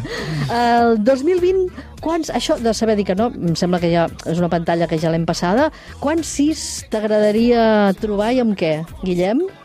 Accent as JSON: {"language": "Catalan", "region": "Catalonia", "country": "Spain", "said": "som els catalans"}